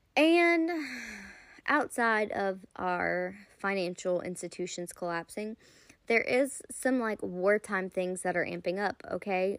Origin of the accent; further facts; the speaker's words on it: United States; I am American born citizen